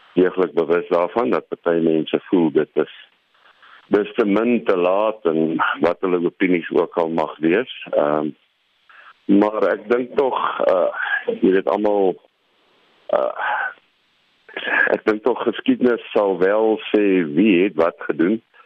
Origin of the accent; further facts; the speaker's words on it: South Africa; ons as Suid-Afrikaners